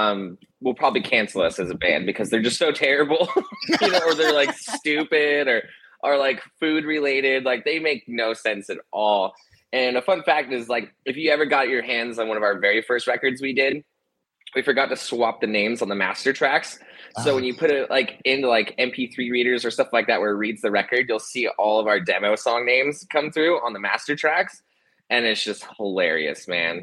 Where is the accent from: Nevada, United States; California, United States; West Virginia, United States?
Nevada, United States; Reno; Reno, Nevada